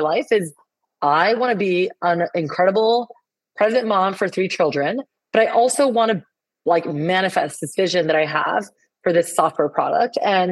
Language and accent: English; Colombia; first language Spanish; English is a second language; moved away as an adult; now in United States; I was born and raised in Colombia, South America.